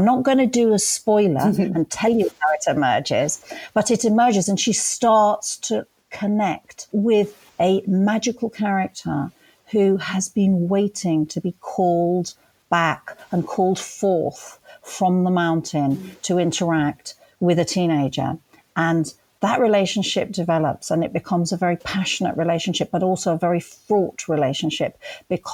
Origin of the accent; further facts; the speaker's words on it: Birdlip, South West England, United Kingdom; I grew up at the back of Leckhampton Hill near a village called Birdlip